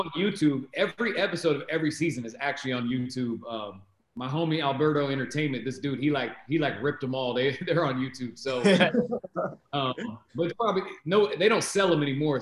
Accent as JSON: {"language": "English", "town": "Salem", "region": "Oregon", "country": "United States", "tie": "born or raised there", "said": "I'm from Salem, Oregon"}